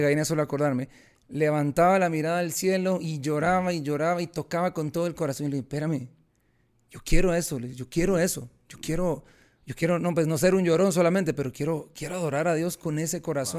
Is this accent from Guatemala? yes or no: yes; Guatemala; yo soy guatemalteco